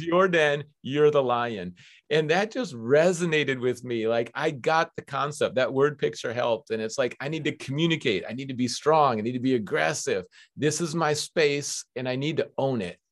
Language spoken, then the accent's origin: English; Minneapolis, Minnesota, United States; moved away as an adult; now in West Coast, United States; I grew up on the University of Minnesota campus